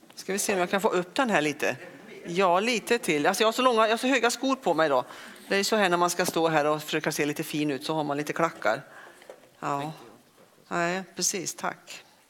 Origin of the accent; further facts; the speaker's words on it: Västergötland, Västra Götaland, Sweden; also born or lived in Lidköping; now in Örkelljunga, Sweden; Och sen är jag ingen skåning utan jag är en ren västgöte.